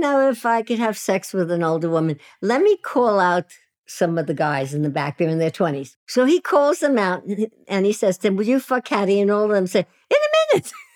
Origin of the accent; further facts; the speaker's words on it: New York City, New York, United States; in Williamsburg, Brooklyn, which is now a very swanky, ge-, gentrified neighborhood. But when I was there, it was a low-income housing project where all immigrants lived, and my parents were immigrants, and that's where I lived, and that's where I grew up.